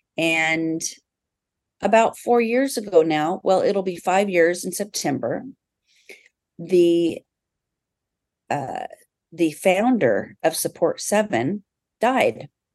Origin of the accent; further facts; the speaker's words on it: South Snohomish County, Washington, United States; also born or lived in California / Aviano, Italy; I grew up actually right here in South Snohomish County